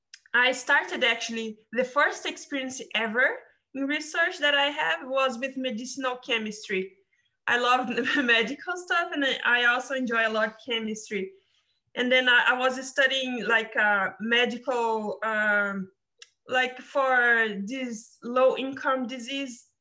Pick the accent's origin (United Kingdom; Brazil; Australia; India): Brazil; São Paulo; moved away; I came from Brazil, from São Paulo, in the countryside